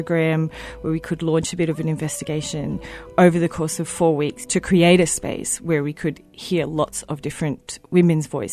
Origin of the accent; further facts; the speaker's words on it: Queensland, Australia; from my home state of Queensland